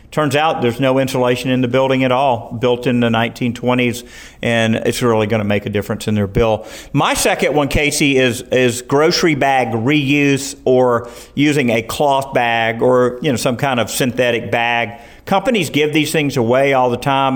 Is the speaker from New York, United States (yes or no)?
no; Riverdale, Georgia, United States; also born or lived in Morrow, Georgia; I had a great experience down in Clayton County, living first in Morrow, growing up there in Riverdale.